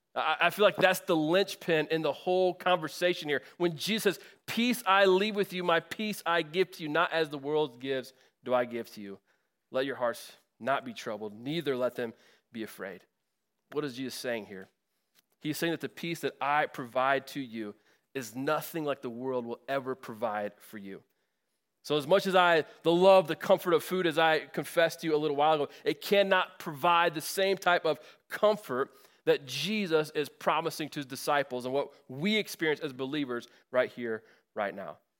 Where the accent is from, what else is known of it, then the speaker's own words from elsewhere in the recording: Northwest Indiana, United States; moved away; I'm from Northwest Indiana, so the, the greater Chicago area.